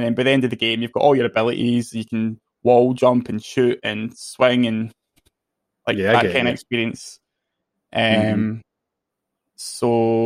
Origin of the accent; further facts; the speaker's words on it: Scotland, United Kingdom; I'm Scottish